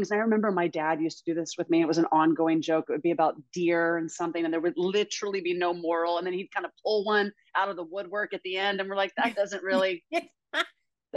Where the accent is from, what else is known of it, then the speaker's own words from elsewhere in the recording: Alabama, United States; I grew up in Alabama in the dirt.